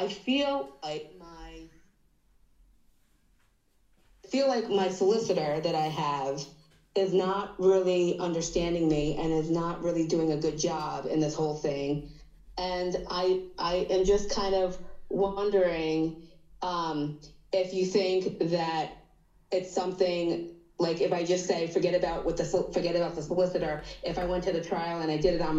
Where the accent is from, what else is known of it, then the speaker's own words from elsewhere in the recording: United States; now in United Kingdom; I'm from America.